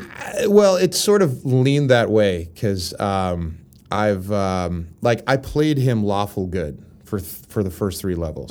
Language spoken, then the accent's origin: English; Pittsburgh, Pennsylvania, United States; moved away as an adult; now in Los Angeles, United States; I come from Pittsburgh